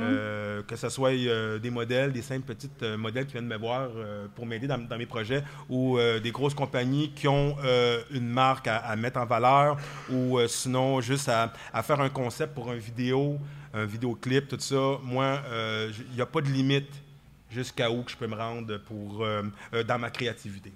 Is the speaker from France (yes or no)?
no; Quebec, Canada; nous, au Québec